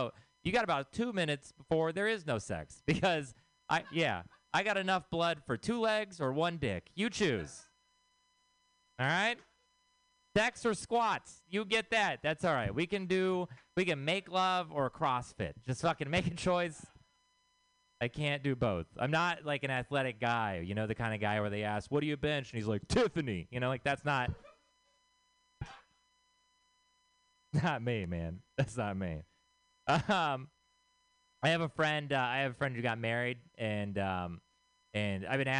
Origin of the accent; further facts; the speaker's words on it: Texas, United States; moved away; I am from Texas